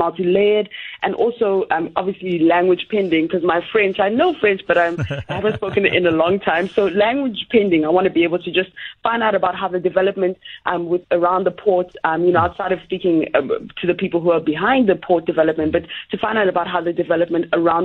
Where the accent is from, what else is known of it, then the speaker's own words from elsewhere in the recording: Uganda; I'm from Uganda